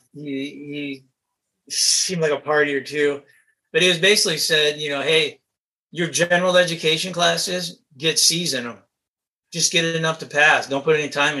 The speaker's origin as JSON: {"language": "English", "region": "Michigan", "country": "United States", "tie": "born or raised there", "said": "I grew up in Michigan, worked my way through college."}